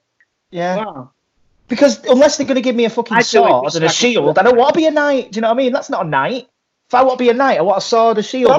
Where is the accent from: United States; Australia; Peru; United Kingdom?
United Kingdom; we're not free citizens, are we? We're British subjects.